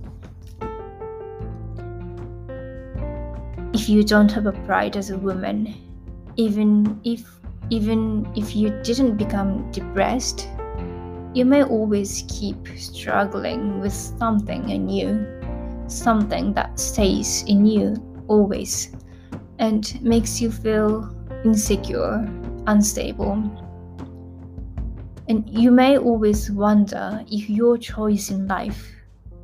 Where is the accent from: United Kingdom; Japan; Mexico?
Japan; English is a second language; I was born and raised in Japan